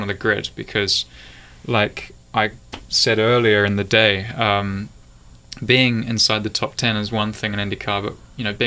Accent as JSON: {"language": "English", "country": "New Zealand", "also_born_or_lived": "Europe", "moved": "yes", "said": "I'm a Kiwi"}